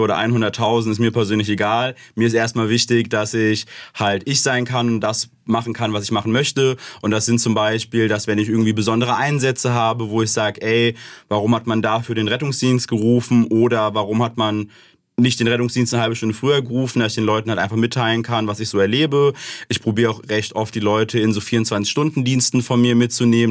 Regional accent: Ober-Ramstadt, Hesse, Germany; Ich komme aus dem Raum Darmstadt bei Frankfurt, Oberramstadt um genau zu sein

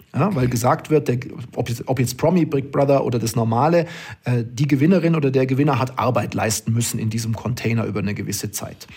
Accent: Oberstdorf, Bavaria, Germany; moved away as an adult; now in Duisburg, Germany; ich bin die ersten 20 Jahre meines Lebens äh, in Oberstdorf aufgewachsen

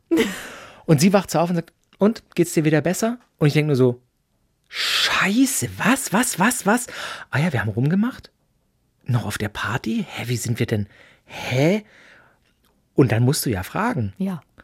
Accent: Böblingen, Baden-Württemberg, Germany; ich bin in Böbling geboren

